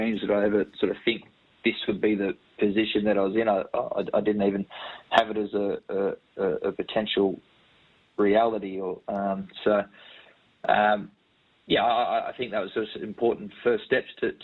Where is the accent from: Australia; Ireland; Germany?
Australia; Scone, New South Wales; I grew up in Scone, right in the heart of the industry.